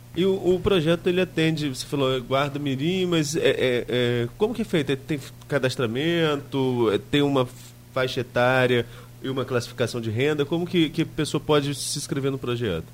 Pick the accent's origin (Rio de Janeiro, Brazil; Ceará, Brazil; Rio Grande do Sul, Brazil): Rio de Janeiro, Brazil; São João da Barra; eu não sou, não, não sou daqui de Campos, mas sou daqui do lado de São João